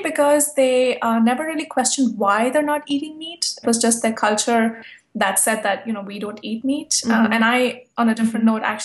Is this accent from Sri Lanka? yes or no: no; India; moved away as an adult; also born or lived in New York City; now in New York, United States; when I was growing up in India, and I'm a Hindu and partly Buddhist